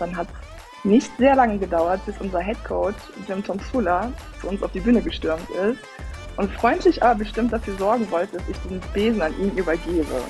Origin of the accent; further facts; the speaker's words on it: Cologne, North Rhine-Westphalia, Germany; Ich komme aus Köln